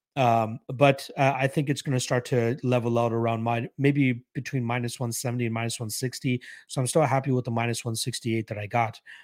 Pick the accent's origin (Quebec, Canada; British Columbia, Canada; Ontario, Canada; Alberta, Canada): Ontario, Canada; Toronto; I'm from Toronto, so not too far